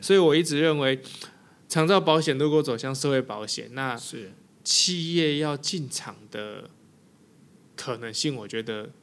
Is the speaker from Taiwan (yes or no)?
yes; Taiwan; 我们台湾人